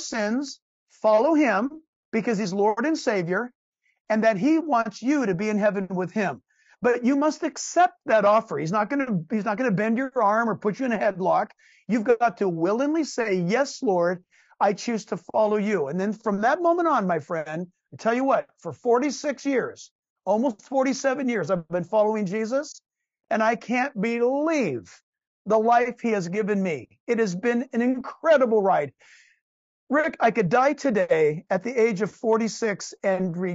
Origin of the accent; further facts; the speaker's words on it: California, United States; I was born and raised in California, in the United States